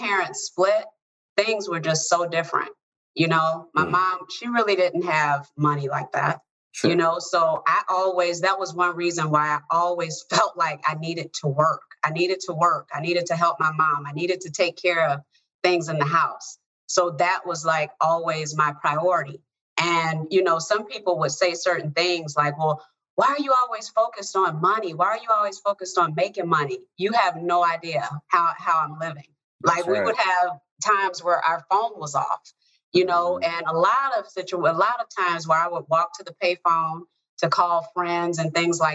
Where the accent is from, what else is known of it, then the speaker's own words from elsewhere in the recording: Chicago, Illinois, United States; I grew up in the south side of Chicago